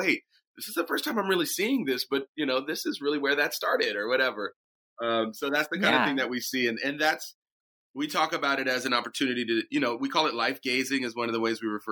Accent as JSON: {"language": "English", "town": "Ferndale", "region": "California", "country": "United States", "tie": "born or raised there", "also_born_or_lived": "Oakland, California", "said": "I was born in Oakland, and I was raised up in a little town called Ferndale, which is up in Humboldt County"}